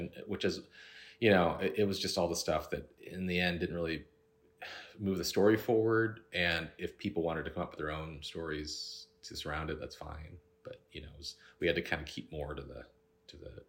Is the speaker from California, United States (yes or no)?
yes; Cupertino, California, United States; We grew up in the Bay Area. Yeah. San Jose, right in Cupertino, down the street from Apple